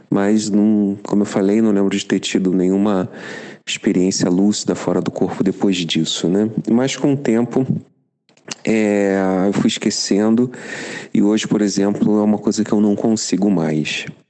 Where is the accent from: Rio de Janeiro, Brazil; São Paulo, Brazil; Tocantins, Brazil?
Rio de Janeiro, Brazil; moved away as an adult; now in Germany; eu sou carioca, eu tenho 50 anos, e há cinco anos eu moro e trabalho na Alemanha